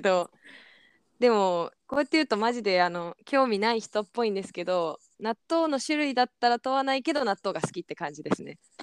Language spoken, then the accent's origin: Japanese; Tokyo, Japan; 東京都生まれです